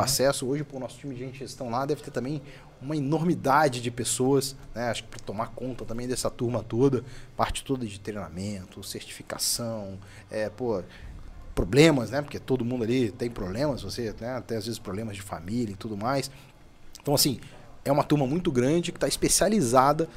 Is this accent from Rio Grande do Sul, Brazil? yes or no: no; Minas Gerais, Brazil; Como bom mineiro